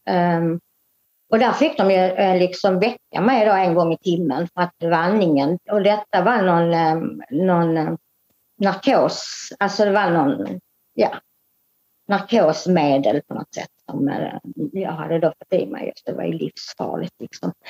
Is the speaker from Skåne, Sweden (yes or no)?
yes; Lund, Skåne, Sweden; also born or lived in Lomma; jag är uppväxt i Lund de första 14 åren. Och sen har jag bott 30 år i eh, Lomma